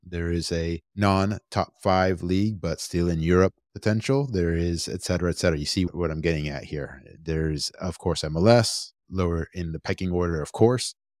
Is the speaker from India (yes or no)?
no; United States; I was born and raised here in the United States